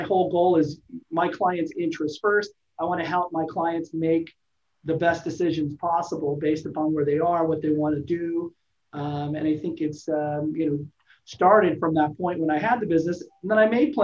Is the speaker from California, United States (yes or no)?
yes; Los Angeles, California, United States; also born or lived in Alaska; now in San Diego, United States; I was born in Alaska, raised in Los Angeles, and then moved to San Diego